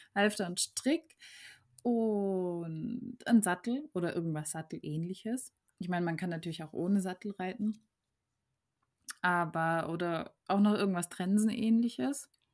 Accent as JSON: {"language": "German", "country": "Germany"}